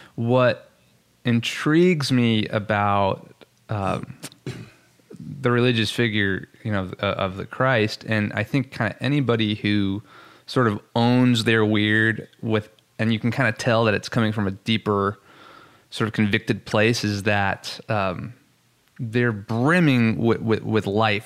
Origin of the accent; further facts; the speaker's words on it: Long Island, New York, United States; accent: New York, Long Island; moved away; I'm originally from Long Island, New York, and so sometimes that accent comes out